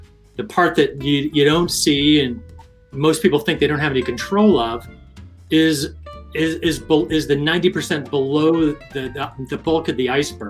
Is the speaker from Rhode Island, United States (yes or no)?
yes; Rhode Island, United States; I'm from Rhode Island.